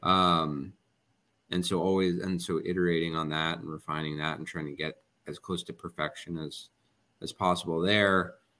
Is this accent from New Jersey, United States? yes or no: yes; New Jersey, United States; I'm also from New Jersey